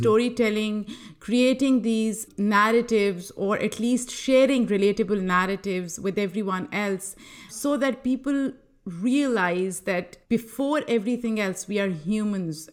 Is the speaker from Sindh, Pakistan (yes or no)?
no; Lahore, Punjab, Pakistan; moved away as an adult; also born or lived in New York; now in United States; I am originally from Lahore, Pakistan